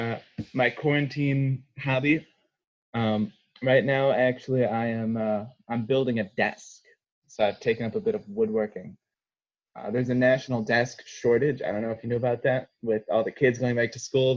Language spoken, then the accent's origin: English; Burlington, Wisconsin, United States; I'm originally from Burlington, Wisconsin, which is where I will be for this fall semester. So I'm back home on the farm